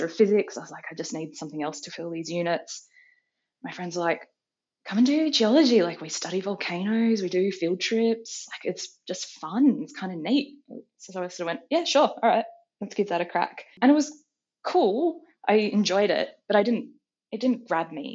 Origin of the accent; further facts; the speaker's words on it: Adelaide, South Australia, Australia; I grew up in Adelaide, and I just, like everyone at 16, wanted to get out of Adelaide